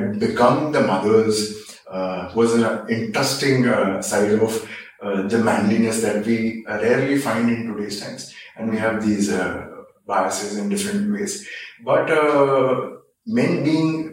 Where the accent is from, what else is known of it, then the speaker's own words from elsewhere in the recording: Mumbai, Maharashtra, India; So, I was born in Bombay, then called Bombay, of course, now it's Mumbai. I was born in 1976, and I grew up in an age where communities and people grew up with each other.